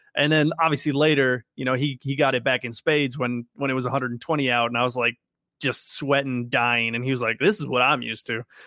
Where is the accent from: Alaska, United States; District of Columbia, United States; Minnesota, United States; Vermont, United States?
Minnesota, United States; I'm from Minnesota